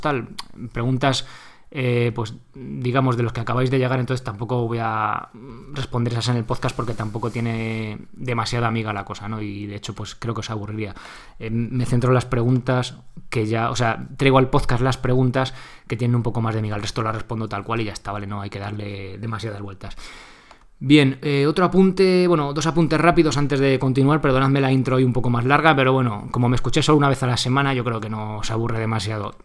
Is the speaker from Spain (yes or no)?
yes; Guadalajara, Castilla-La Mancha, Spain; yo también soy de Guadalajara